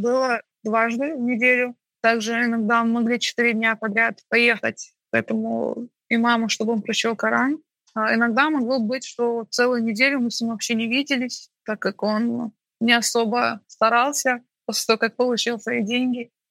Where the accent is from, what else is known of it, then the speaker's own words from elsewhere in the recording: Baku, Azerbaijan; Я чеченка, родилась и выросла в Баку